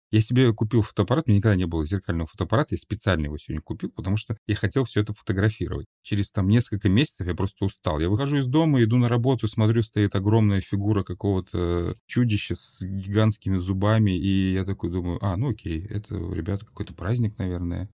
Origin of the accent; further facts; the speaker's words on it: Russia; moved away as an adult; now in Bali, Indonesia; я из России